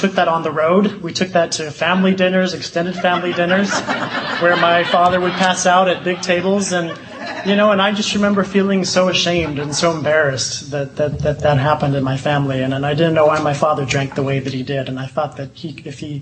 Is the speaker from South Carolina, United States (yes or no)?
no; Honolulu, Hawaii, United States; moved away as an adult; also born or lived in Illinois; I grew up in Honolulu, Hawaii